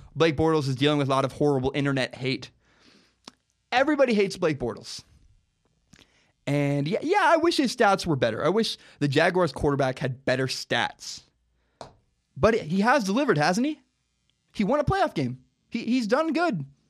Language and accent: English; Portland, Oregon, United States; I'm from Portland, Oregon